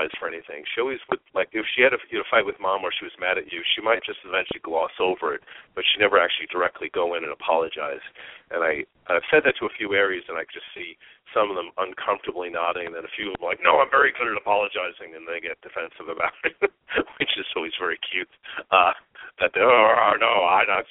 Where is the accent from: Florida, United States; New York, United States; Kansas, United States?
New York, United States; Long Island; moved away as an adult; now in Phoenix, United States; I grew up on Long Island